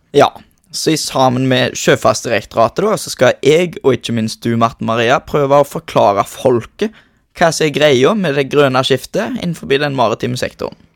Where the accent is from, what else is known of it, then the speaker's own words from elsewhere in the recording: Norway; Jeg kommer jo mesten herifra